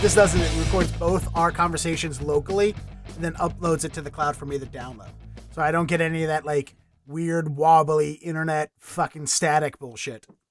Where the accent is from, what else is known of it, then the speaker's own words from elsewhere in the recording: Baltimore, Maryland, United States; now in Austin, United States; I'm from Baltimore originally.